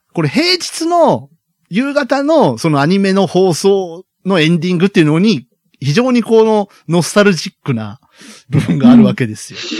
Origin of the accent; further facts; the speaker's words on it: Kyushu, Japan; 我々九州育ちですから。